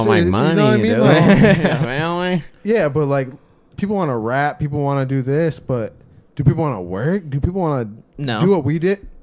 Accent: Saginaw, Michigan, United States; I'm from Saginaw.

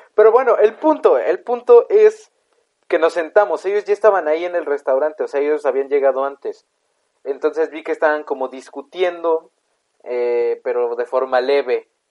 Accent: Mexico

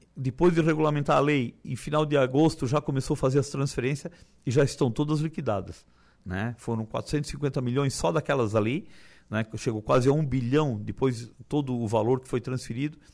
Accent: Timbé do Sul, Santa Catarina, Brazil; moved away as an adult; now in Turvo, Brazil; nasci em Tibé do Sul

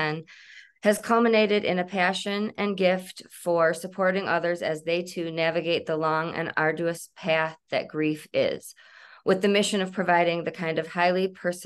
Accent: Michigan, United States; now in Colorado, United States; I'm originally from Michigan.

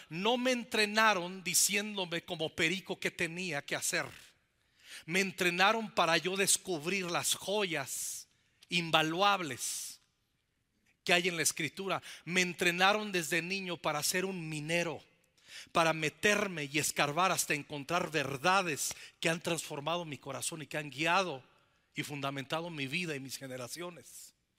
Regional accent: Zacapu, Michoacán, Mexico; en esa pequeña iglesia bautista, ahí en el estado de Michoacán, en mi pueblo, en Zacapu

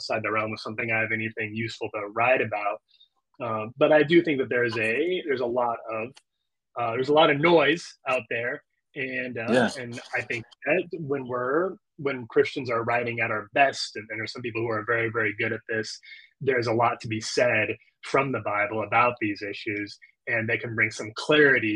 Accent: Lincoln, Nebraska, United States; moved away as an adult; also born or lived in Chicago / Orlando, Florida; back to Lincoln, Nebraska, my hometown

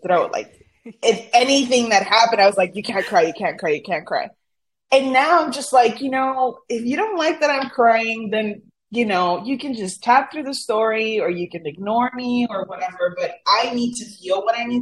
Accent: Brownsville, Texas, United States; first language Spanish; English is a second language; I was born in Brownsville. My parents are from Matamoros, Tamaulipas, which is Brownsville's border with Matamoros

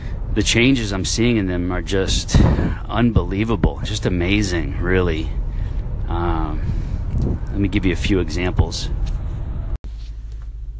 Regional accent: Westchester, New York, United States; moved away as an adult; also born or lived in Brooklyn, New York / Buffalo, New York; now in northeastern Florida, United States; born in Brooklyn and raised in Westchester, went to college in Buffalo, New York

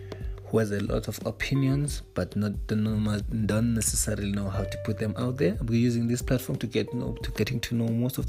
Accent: Eastern Cape, South Africa; I am from Eastern Cape, South Africa. A young, vibrant guy

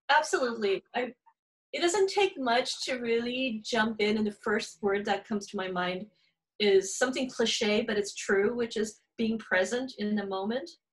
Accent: California, United States; accent: Valley girl; also born or lived in Encinitas, California; my heritage is Indian. Um, I was born in California, so I'm really a Valley girl.

